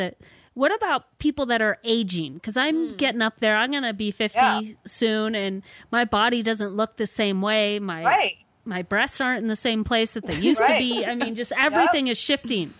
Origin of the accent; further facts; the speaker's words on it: California, United States; I grew up in California